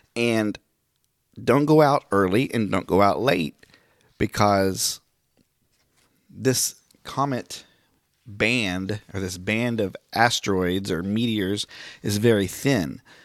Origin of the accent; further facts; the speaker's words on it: Miami, Oklahoma, United States; moved away; Miami, my hometown